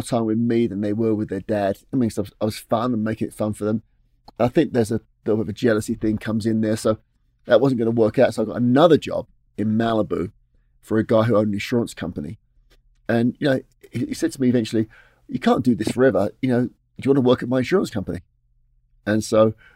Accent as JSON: {"language": "English", "region": "London", "country": "United Kingdom", "tie": "born or raised there", "also_born_or_lived": "Beverly Hills", "accent": "Cockney", "moved": "as an adult", "lives_now": "United States", "said": "I'm from Mile End. I was born in Mile End, certainly within the sound of Bow Bells."}